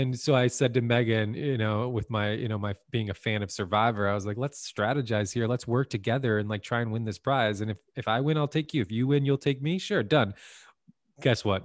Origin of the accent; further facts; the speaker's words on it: Santa Monica, California, United States; I really stayed in my hometown and, of Santa Monica